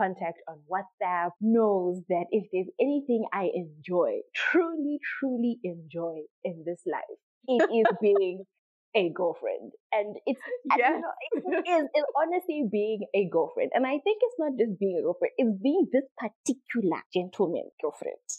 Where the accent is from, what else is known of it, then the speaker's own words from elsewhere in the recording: Triangle, Masvingo, Zimbabwe; also born or lived in Harare; I come from a little known plantation called Triangle. It's not even a town. It's a sugar estate, to be very honest with you. It's very small. So I was born there. I was raised there. I lived there until I was 5. Moved from there. Moved to Harare. I was in Harare from when I was 6 up until I was in Form 1. And then we moved back to Triangle.